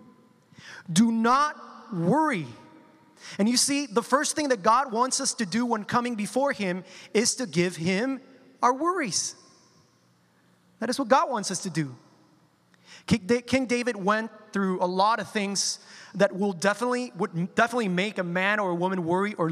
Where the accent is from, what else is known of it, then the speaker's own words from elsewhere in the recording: Colombia; I'm a Colombian, right? And I come from South America. And in my culture, when someone is upset about something, we use the word, or we say the word in Spanish, tranquilo